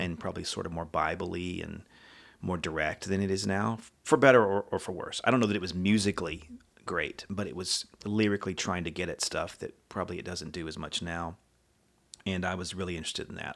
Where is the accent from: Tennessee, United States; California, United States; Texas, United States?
Texas, United States; College Station; moved away; lived in Texas for most of my life in College Station, Bryan area